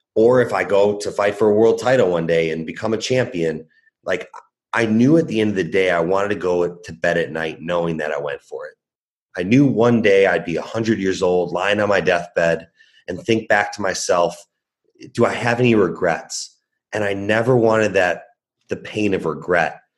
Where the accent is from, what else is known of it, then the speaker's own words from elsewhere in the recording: Chicago, Illinois, United States; I was born and raised in Chicago